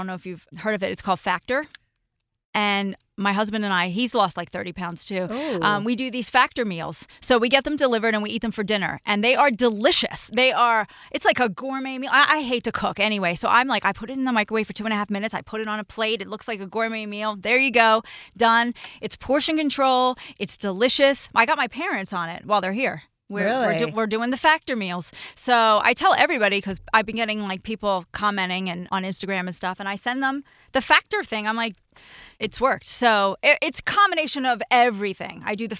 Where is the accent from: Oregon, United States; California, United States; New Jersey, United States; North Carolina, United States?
New Jersey, United States; The way, we're both from Jersey.